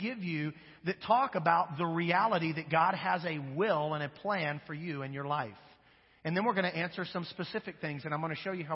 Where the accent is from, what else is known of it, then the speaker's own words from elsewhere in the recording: Wichita, Kansas, United States; now in Monroe, United States; my hometown of Wichita, Kansas